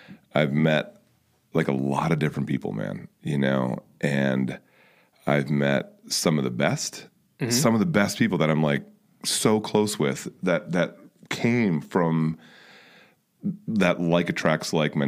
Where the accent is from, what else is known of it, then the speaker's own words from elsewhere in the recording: Fairfax County, Northern Virginia, United States; moved away; the area I grew up, which was Northern Virginia, is Fairfax County outside of DC